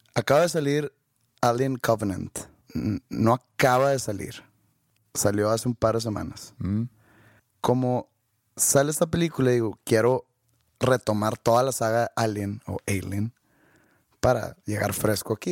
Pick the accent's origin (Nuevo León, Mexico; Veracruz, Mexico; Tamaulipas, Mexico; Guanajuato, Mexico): Nuevo León, Mexico; Monterrey; nací en Monterrey, no nací en San Pedro.